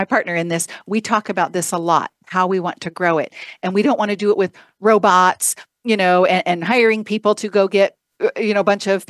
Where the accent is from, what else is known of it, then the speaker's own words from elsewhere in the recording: Idaho, United States; moved away as an adult; also born or lived in London; now in Arizona, United States; I grew up in Idaho